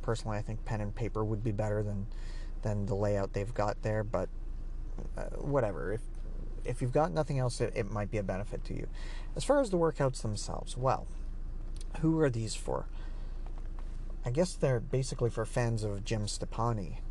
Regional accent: Canada; So I'm Canadian, so here it's about ten dollars a month.

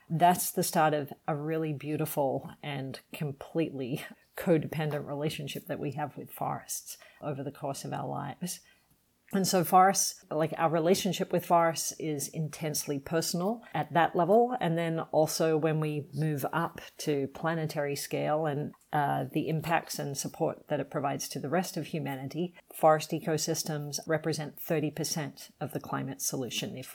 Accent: Sydney, New South Wales, Australia; Even though I grew up in Sydney, big city on the east coast in Australia, our family would cel- we celebrated Christmas

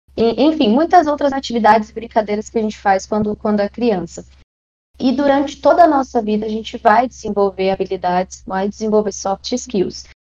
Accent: Maranhão, Brazil; also born or lived in São Paulo; now in Brasília, Brazil; eu nasci no Maranhão, já morei em São Paulo, mas hoje eu moro em Brasília

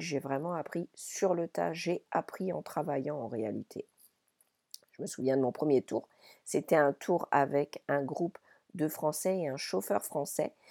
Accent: Paris region, Île-de-France, France; moved away as an adult; also born or lived in Paimpol, Brittany / Ireland; je suis née dans les Côtes d'Armor, à Paimpol, et lorsque j'avais environ deux ans, j'ai quitté la Bretagne avec mes parents pour aller m'installer à Paris

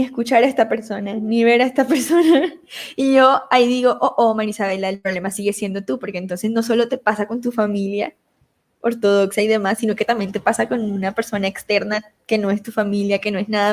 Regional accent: Montelíbano, Córdoba, Colombia; accent: costeño; moved away; also born or lived in Medellín; Yo soy colombiana, nacida en Montería, Córdoba, criada en Montelibano, Córdoba

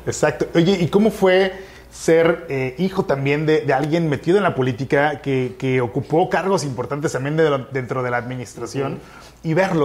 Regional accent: Cancún, Quintana Roo, Mexico; yo crecí en la Supermanzana 23

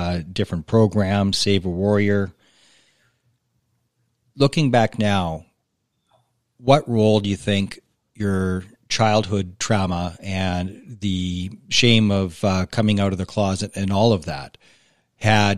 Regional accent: Alberta, Canada; I'm from small town Alberta

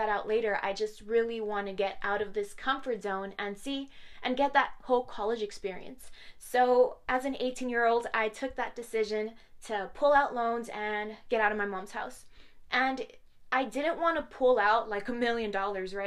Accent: Horizon City, Texas, United States; also born or lived in Las Cruces, New Mexico; my hometown of Horizon City

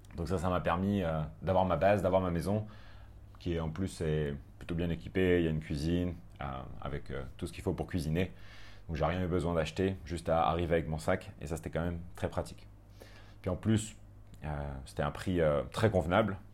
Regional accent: France; moved away as an adult; also born or lived in Paris; now in Koh Phangan, Thailand; Les Français, euh, on est quand même bien présents

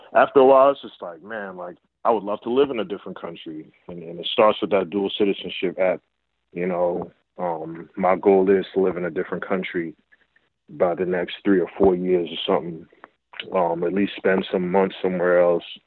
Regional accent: Essex County, New Jersey, United States; I grew up in Essex County

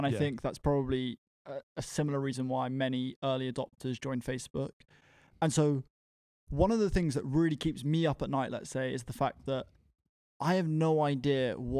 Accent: Bedford, East of England, United Kingdom; I'm 23 from Bedford and I'm the co-founder of an organization called Prospect 100.

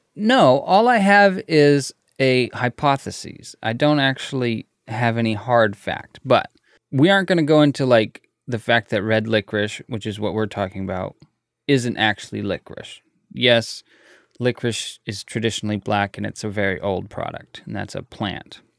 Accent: United States; Us Americans

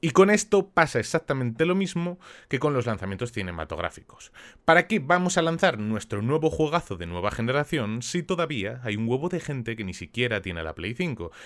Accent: Spain; en mi país

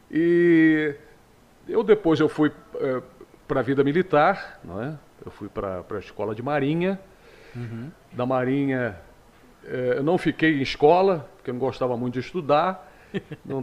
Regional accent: Teresópolis, Rio de Janeiro, Brazil; now in Magé, Brazil; Teresópolis, na região serrana, né? Nasci lá em 1959, portanto estou com 61 anos

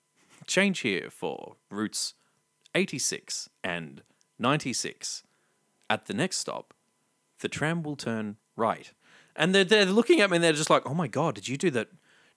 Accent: South Australia, Australia; I'm South Australian. I'm half an hour behind

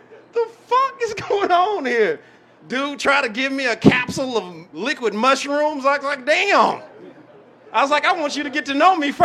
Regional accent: Arkansas, United States; now in Austin, United States; I'm from Arkansas

